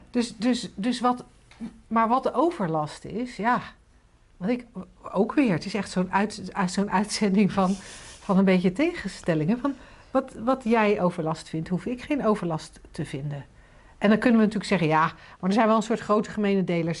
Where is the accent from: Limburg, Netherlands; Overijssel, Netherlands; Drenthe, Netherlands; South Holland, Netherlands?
South Holland, Netherlands; 's-Gravenzande; in Schavenzanden, waar ik opgegroeid ben